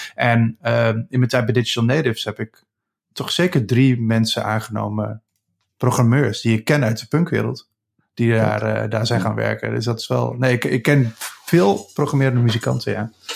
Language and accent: Dutch; Achterhoek, Gelderland, Netherlands; in de achterhoek waar ik vandaan kom in Nederland.